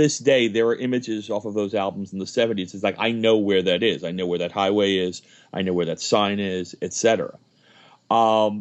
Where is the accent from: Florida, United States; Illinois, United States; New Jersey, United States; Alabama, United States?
New Jersey, United States; Jersey City; I grew up in New Jersey in the 1970s